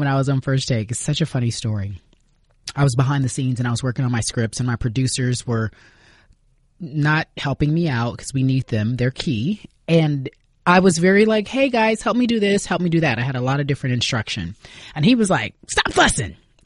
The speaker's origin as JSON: {"language": "English", "town": "Los Angeles", "region": "California", "country": "United States", "tie": "born or raised there", "said": "growing up in Los Angeles"}